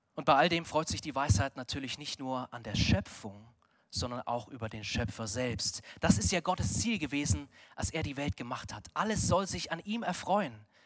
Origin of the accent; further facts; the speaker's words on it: Munich, Bavaria, Germany; wir als Münchner